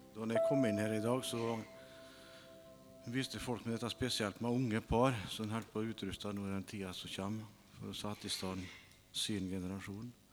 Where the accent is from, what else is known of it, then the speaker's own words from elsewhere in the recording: Aukra, Møre og Romsdal, Norway; Jeg kommer fra Aukra